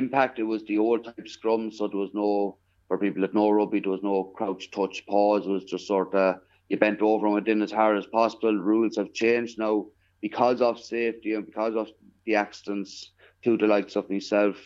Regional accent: Killoe, County Longford, Leinster, Ireland; I grew up in a small parish there in County Longford called Killow. It's about 4 miles outside of Longford town

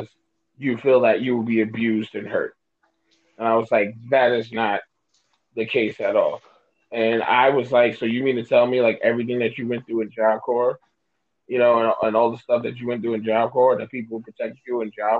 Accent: New York City, New York, United States; We was born and raised in New York City.

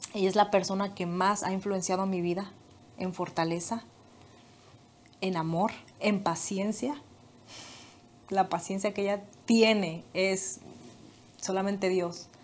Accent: Michoacán, Mexico; moved away as an adult; also born or lived in Guadalajara, Jalisco; Me fui y ya estaba yo en otro estado. Me fui de Michoacán a Jalisco

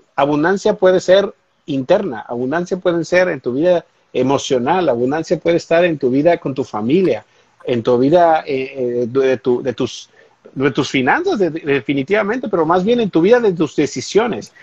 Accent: Mexico; now in United States; yo soy, soy mexicano, soy latino

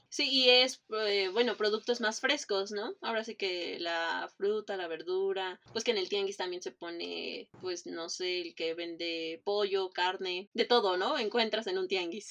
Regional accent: Mexico City, Mexico; now in Cancún, Mexico; yo que soy de Iztapalapa también

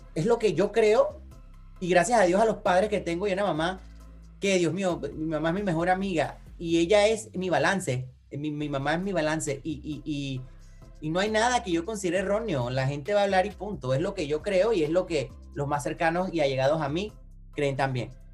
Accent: Panama; moved away; soy panameño

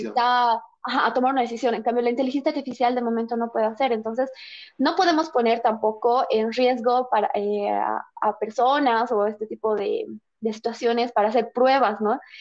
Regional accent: Bolivia; nosotros como bolivianos

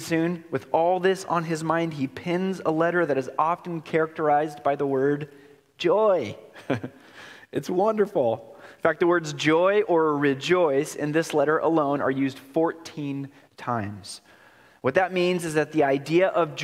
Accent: Oregon, United States; moved away; I'm born and raised in Oregon, and Oregon holds my heart

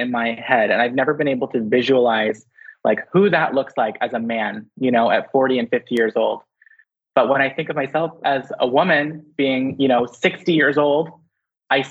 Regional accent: London, Ontario, Canada; I was born in London, Ontario. I had to think about it for a second. And we moved around like a lot. Like I've lived in so many different places, but all within Ontario

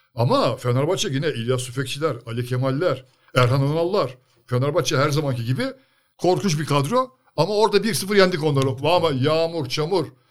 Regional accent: Sakarya, Turkey; kendi memleketimizin takımı

